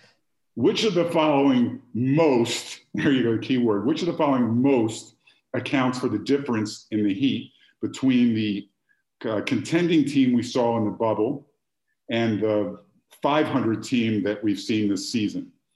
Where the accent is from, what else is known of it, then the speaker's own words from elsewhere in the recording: Philadelphia, Pennsylvania, United States; moved away; I grew up in Philadelphia